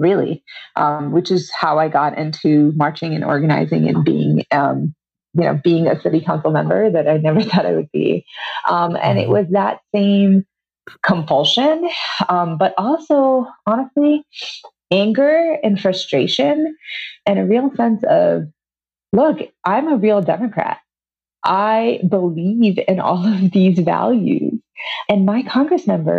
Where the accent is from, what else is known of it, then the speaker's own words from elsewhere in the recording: India; now in Glen Rock, United States; I grew up, I was born in India, the very traditional patriarchal society